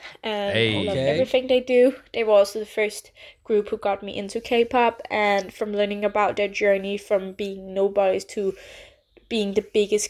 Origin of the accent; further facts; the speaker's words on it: Denmark; I'm from Denmark.